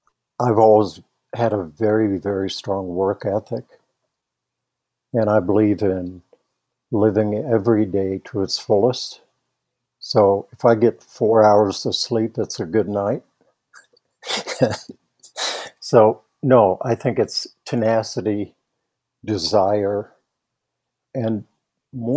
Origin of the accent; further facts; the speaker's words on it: Netherlands; now in Nederland, Colorado, United States; I grew up in the Netherlands